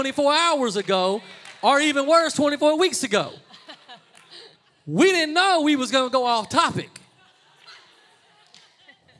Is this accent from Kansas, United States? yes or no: no; Louisiana, United States; I'm from Louisiana.